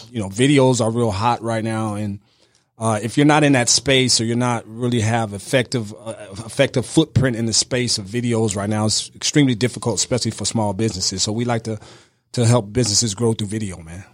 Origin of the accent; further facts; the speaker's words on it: outside Chicago, Illinois, United States; I grew up right outside of Chicago, about ninety miles outside Chicago